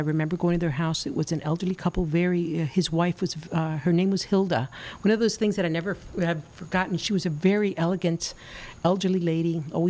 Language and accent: English; Miami, Florida, United States; born or raised there; also born or lived in Cuba